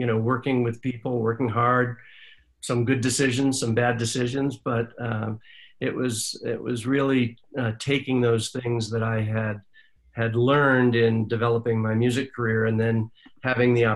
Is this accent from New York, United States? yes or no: yes; Jamestown, New York, United States; I grew up in a sleepy little town called Jamestown, New York, upstate New York